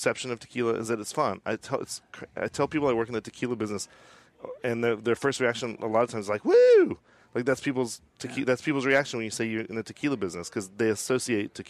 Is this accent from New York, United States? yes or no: no; Austin, Texas, United States; I'm from Austin, Texas